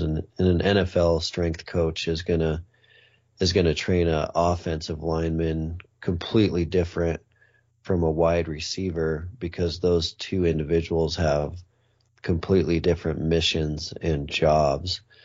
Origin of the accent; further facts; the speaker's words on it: Montana, United States; I grew up in Montana